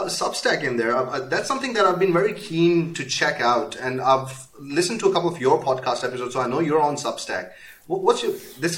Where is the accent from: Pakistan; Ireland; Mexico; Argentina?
Pakistan; moved away; I'm originally from Pakistan, and when I came here, I started my business